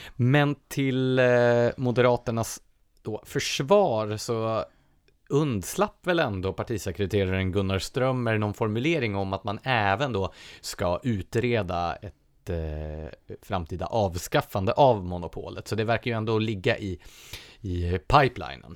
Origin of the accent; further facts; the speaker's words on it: Nacka, Stockholm County, Sweden; min hemkommun, Nacka.